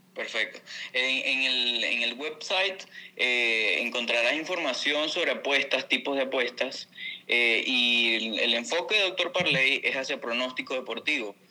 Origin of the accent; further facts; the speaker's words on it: Venezuela; siendo venezolano